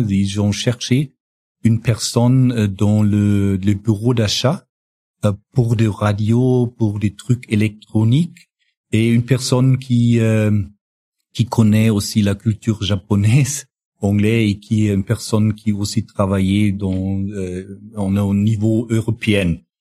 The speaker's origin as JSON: {"language": "French", "region": "northern Bavaria", "country": "Germany", "tie": "born or raised there", "also_born_or_lived": "Amberg / Regensburg / Hungary", "second_language": "French", "lives_now": "Munich, Germany", "said": "je suis euh, né dans le dans le nord de, de la Bavière, euh, près de la frontière euh, euh, tchèque"}